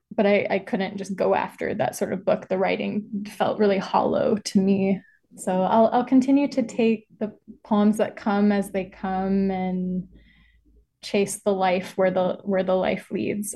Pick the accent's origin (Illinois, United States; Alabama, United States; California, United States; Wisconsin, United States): Alabama, United States; Birmingham; growing up in Birmingham, Alabama